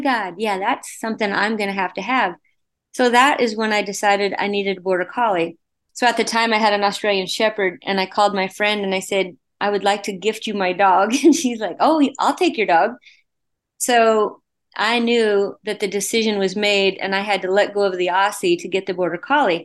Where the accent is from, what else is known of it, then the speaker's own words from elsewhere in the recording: Wyoming, United States; born and raised in Wyoming on a ranch